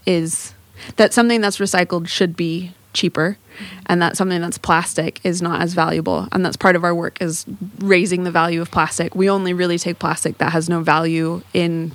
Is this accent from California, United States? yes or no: yes; Southern California, United States; moved away as an adult; also born or lived in San Diego; now in Morecambe Bay, United Kingdom; I grew up in Southern California near the ocean